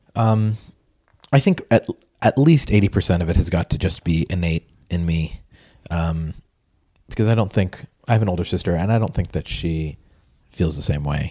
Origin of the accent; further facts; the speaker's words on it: Peabody, Massachusetts, United States; I grew up in Peabody, Massachusetts